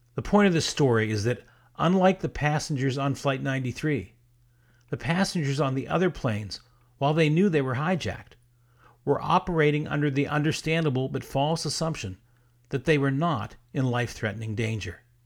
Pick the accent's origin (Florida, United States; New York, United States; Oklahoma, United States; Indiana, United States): Florida, United States; South; I grew up in South Florida in the sixties and seventies